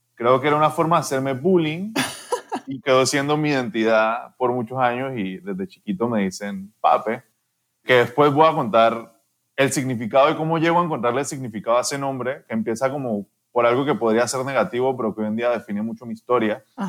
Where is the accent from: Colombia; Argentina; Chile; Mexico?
Colombia; Cali, Valle del Cauca; moved away as an adult; also born or lived in France; now in Panama; crecí en Colombia, mis papás lograron crecer una empresa mucho, o sea, crecí en una familia que, que me entregó todo, o sea, era clase alta en Cali